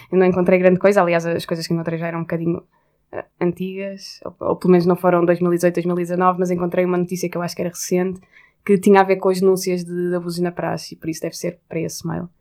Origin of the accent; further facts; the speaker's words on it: Porto, Norte, Portugal; now in Lisbon, Portugal; como sou do Porto, que é um sítio onde a praxe, eu acho que que é mais pesada do que em Lisboa